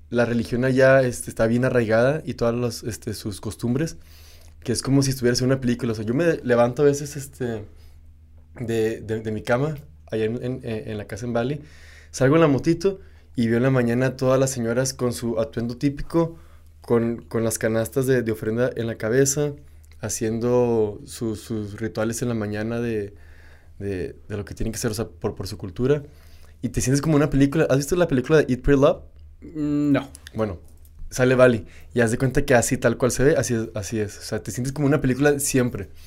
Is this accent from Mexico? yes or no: yes; Ciudad Juárez, Chihuahua, Mexico; moved away as an adult; now in Ubud, Indonesia; soy de México, no, no, soy de Juárez